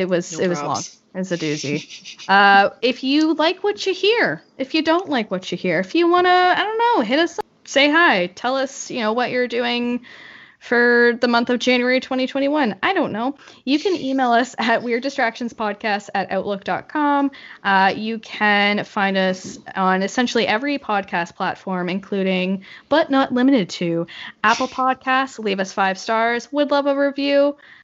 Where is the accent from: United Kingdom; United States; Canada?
Canada; being Canadian